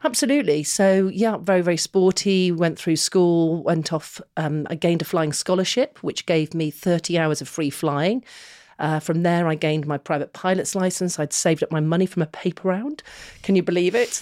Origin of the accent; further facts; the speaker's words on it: Manchester, North West England, United Kingdom; we were growing up in Manchester